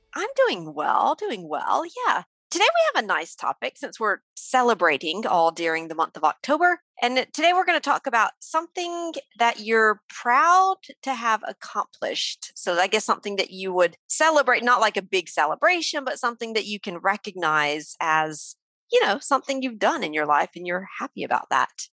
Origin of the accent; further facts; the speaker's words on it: Mississippi, United States; moved away as an adult; now in France; I'm from Mississippi, which is like the poorest, most most rural state in the US.